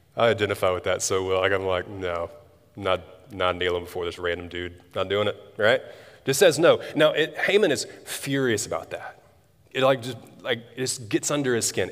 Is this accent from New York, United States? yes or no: no; Tuscaloosa, Alabama, United States; moved away as an adult; I grew up in Tuscaloosa